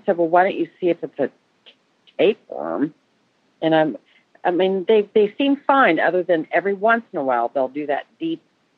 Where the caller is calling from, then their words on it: Mason, Ohio, United States; Hi, calling from Mason, Ohio.